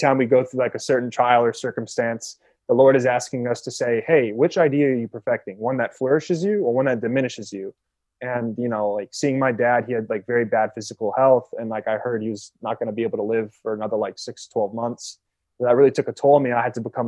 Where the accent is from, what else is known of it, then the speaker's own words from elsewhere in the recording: Sacramento, California, United States; moved away as an adult; now in Detroit, United States; we always grew up in Sacramento in California